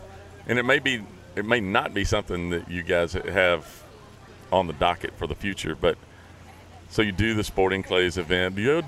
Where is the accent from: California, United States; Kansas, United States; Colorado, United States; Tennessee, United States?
Tennessee, United States; West; Man, I grew up in West Tennessee.